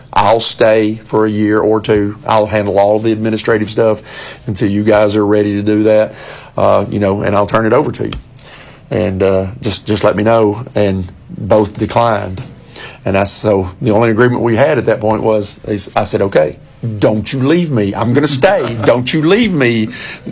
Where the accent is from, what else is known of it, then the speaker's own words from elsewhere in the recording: Warren County, Tennessee, United States; moved away as an adult; now in Gallatin, United States; I left Warren County, which I call my hometown, even though I didn't graduate high school there, coached there 5 years